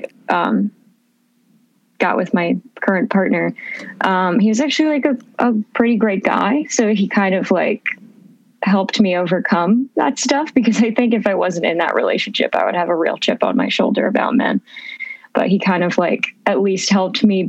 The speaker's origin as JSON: {"language": "English", "town": "Phoenix", "region": "Arizona", "country": "United States", "tie": "born or raised there", "also_born_or_lived": "Portland", "said": "I mostly grew up in Arizona. So I grew up in Phoenix with my brother and my mom"}